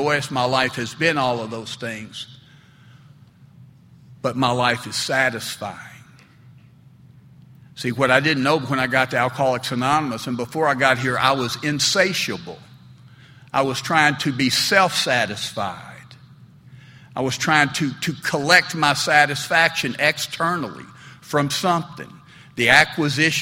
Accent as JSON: {"language": "English", "town": "Smyrna", "region": "Tennessee", "country": "United States", "tie": "born or raised there", "said": "I grew up there in Smyrna, Tennessee, and Smyrna's certainly a fairly conservative southern town"}